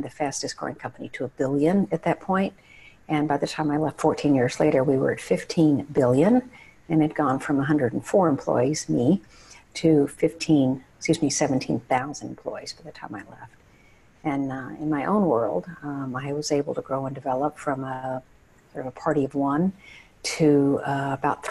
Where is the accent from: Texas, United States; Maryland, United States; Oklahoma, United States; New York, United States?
Texas, United States; Odessa; moved away as an adult; I went to the high school that was featured in Friday Night Lights. So I grew up in the West Texas desert